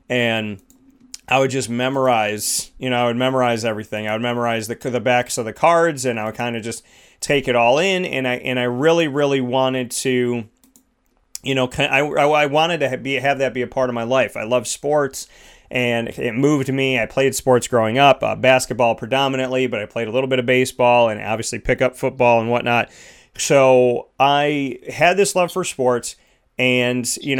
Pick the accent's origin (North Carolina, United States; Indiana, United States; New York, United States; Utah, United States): New York, United States; Syracuse; I said, Syracuse